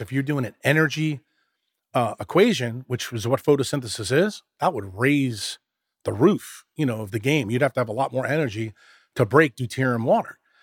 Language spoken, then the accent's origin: English; New York, United States; when you and I grew up in New York